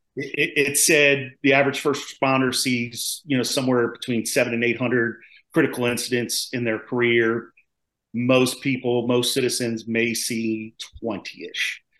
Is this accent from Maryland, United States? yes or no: yes; Maryland, United States; now in North Carolina, United States; I'm originally from Maryland. I live down in North Carolina now.